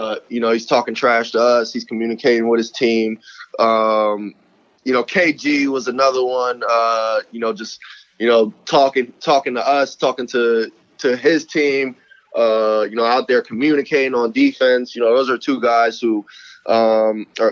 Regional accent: New Jersey, United States; moved away; I'm from Jersey

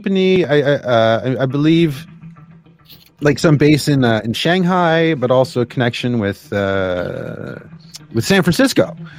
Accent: Canada; But what other things did this Canadian tell you? Because I'm just kind of wondering. Like, I've lived outside

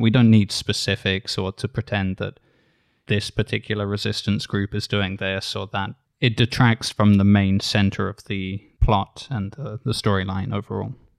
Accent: United Kingdom; as a British reader

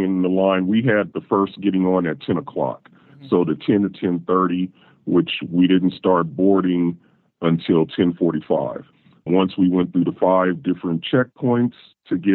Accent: West Coast, United States; now in Ohio, United States; I'm originally from the West Coast, but I live in Ohio

